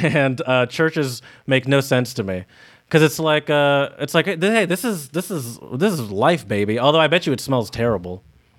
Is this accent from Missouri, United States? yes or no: no; Michigan, United States; Because I come from Michigan, where you can buy any sort of alcoholic beverage in any sort of store